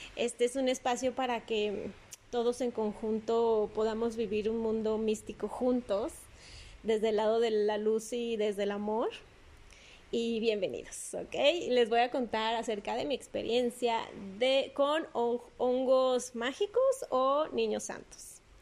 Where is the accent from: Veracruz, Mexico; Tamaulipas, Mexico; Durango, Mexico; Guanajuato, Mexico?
Durango, Mexico; sigo aquí en Durango, mi ciudad natal que amo